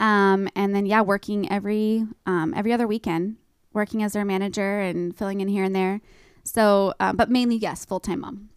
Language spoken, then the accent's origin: English; East Wenatchee, Washington, United States; I'm born and raised in Wenatchee